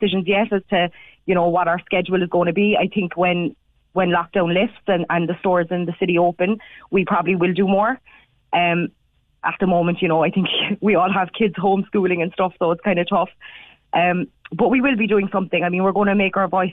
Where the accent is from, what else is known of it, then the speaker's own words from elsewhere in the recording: Ireland; we're the Irish staff, and we've been working in Ireland and paying our taxes in Ireland